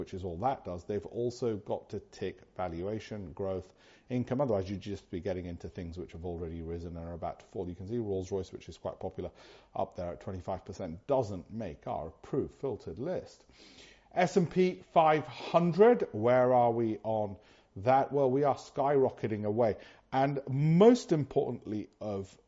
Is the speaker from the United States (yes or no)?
no; United Kingdom; being British, as I am